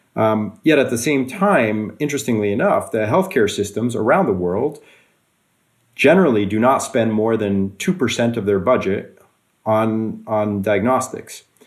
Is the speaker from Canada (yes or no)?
yes; Canada; also born or lived in Switzerland / Russia / Australia / California; now in Norway; I also grew up in, in Canada.